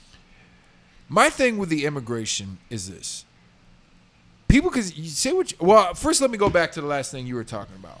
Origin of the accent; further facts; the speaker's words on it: Texas, United States; moved away; I grew up in Texas